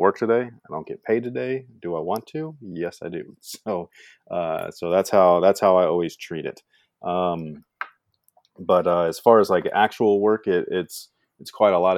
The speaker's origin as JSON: {"language": "English", "area": "Bay Area", "region": "California", "country": "United States", "tie": "born or raised there", "moved": "as an adult", "lives_now": "Sacramento area, United States", "said": "when I was growing up there, it was quite normal"}